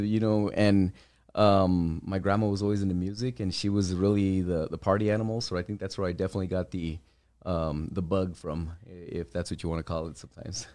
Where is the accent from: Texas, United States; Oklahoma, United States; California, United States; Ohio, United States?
Texas, United States; El Paso; Born and raised here, uh, born and raised in the Lower Valley. I grew up in the Riverside area